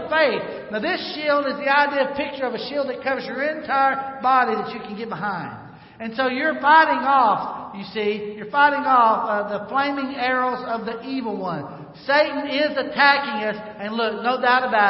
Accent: North Arkansas, United States; I grew up in North Arkansas.

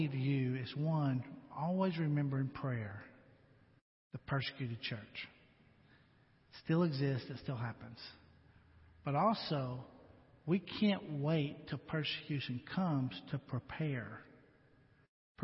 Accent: United States; being an American

